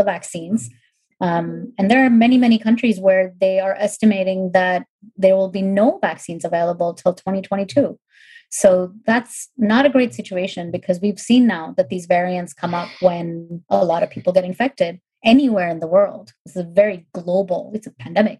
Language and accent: English; India; moved away; I grew up in India